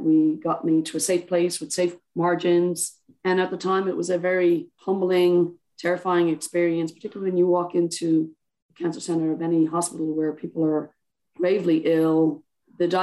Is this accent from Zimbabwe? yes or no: no; Ireland; I'm Irish